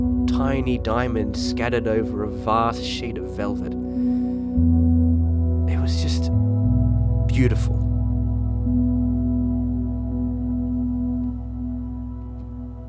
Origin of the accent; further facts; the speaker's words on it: Sydney, New South Wales, Australia; I grew up in Western Sydney